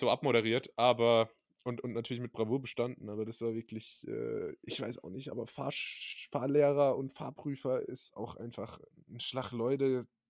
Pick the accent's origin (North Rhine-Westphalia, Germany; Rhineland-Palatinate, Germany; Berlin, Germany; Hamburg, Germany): Rhineland-Palatinate, Germany; da, wo ich herkomme in der Pfalz